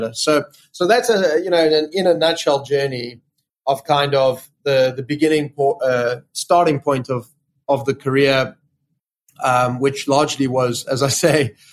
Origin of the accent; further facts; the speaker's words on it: South Africa; moved away as an adult; now in London, United Kingdom; I grew up in South Africa.